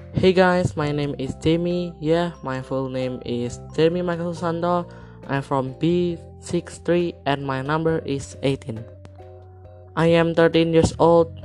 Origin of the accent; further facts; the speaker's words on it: Semarang, Central Java, Indonesia; I was born in Semarang 23 July 2007.